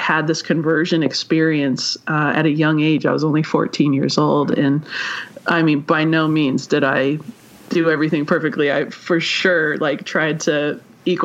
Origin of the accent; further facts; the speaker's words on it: Vancouver, British Columbia, Canada; I am from Vancouver, British Columbia, so I'm Canadian.